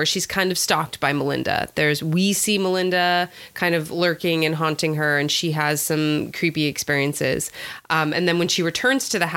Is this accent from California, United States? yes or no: yes; California, United States; I'm a Californian